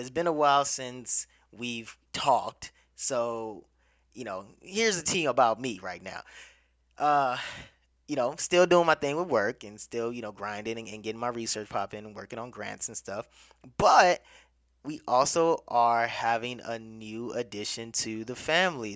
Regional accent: Nigeria; now in United States; Nigeria is my home country

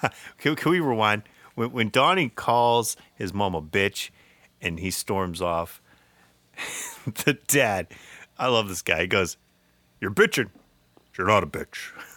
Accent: United States; we grew up in Middlesex County

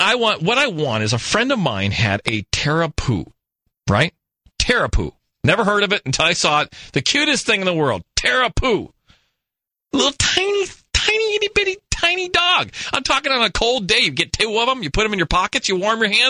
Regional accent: New Mexico, United States; now in Phoenix, United States; I hail from New Mexico

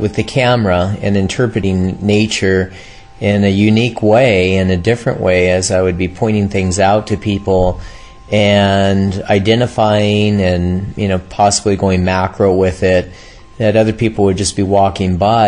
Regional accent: Southern California, United States; Grew up in California, born, raised here in Southern California, on the beach, surfing

